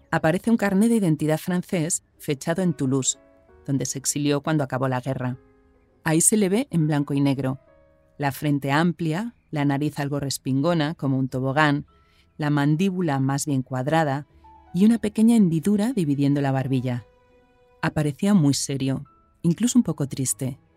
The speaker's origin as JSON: {"language": "Spanish", "town": "Madrid", "region": "Community of Madrid", "country": "Spain", "said": "En Cataluña es más corriente el apellido Solanes, pero yo soy de Madrid."}